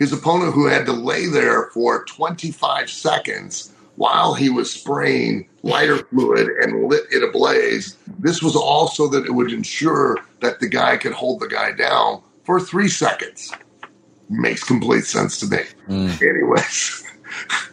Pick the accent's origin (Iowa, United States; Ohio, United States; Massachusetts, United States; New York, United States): Ohio, United States; Lima; my hometown in Lima, Ohio